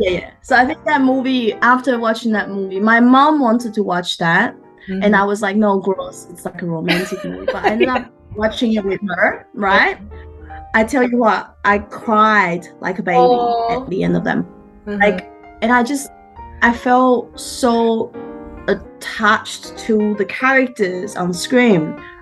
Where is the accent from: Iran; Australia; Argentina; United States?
Australia; Brisbane, Queensland; English is a second language; now in Sydney, Australia; I've been here like about 23 years. So pretty much I grew up in Brisbane. And that's sort of my background. I came by myself as an exchange student. So it was pretty hard to learn a new language, a culture and everything like that.